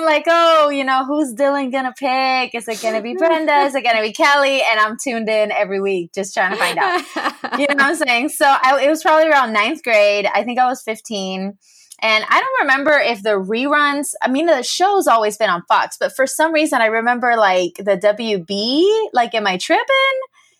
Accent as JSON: {"language": "English", "country": "Puerto Rico", "tie": "born or raised there", "said": "So, like, I grew up, born and raised in Puerto Rico."}